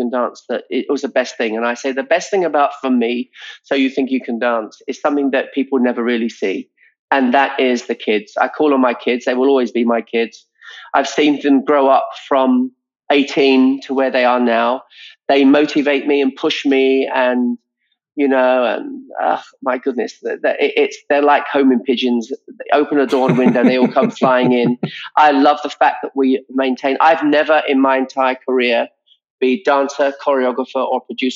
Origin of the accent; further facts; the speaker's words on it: England, United Kingdom; now in United States; now I'm an American citizen now, an English person